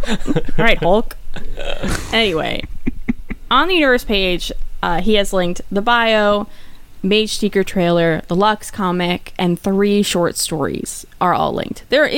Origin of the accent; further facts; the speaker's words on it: United States; I think as we're American